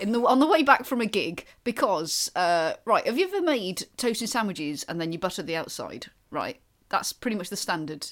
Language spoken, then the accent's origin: English; Wales, United Kingdom; I am from Wales